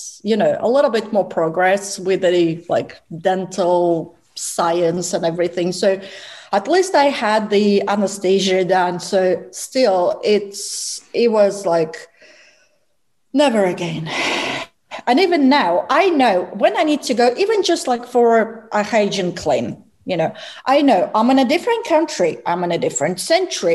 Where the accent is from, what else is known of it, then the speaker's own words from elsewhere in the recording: Russia; moved away; I am Russian, so I was born in Russia